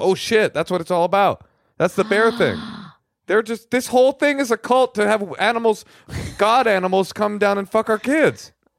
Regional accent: Chile; I'm from Chile, so Waldorf schools in Chile surely are different than in the USA.

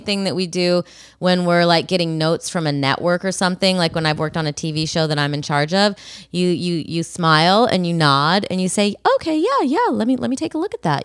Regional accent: Brea, California, United States; My hometown, my spiritual hometown, Brea

